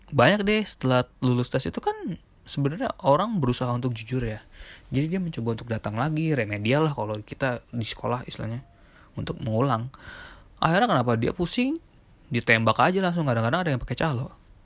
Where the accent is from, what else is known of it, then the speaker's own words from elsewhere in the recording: Jakarta, Indonesia; moved away; also born or lived in Surabaya; gua tinggal di Surabaya selama enam tahun. dari gua, gua lahir di Jakarta, cuma setelah itu gua di Surabaya